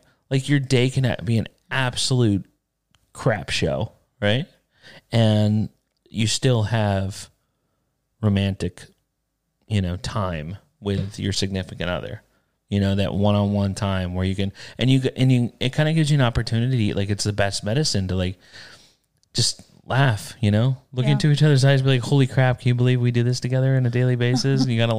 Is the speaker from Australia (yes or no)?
no; the South, United States; I grew up in the South. We turned our own butter and didn't talk about penises.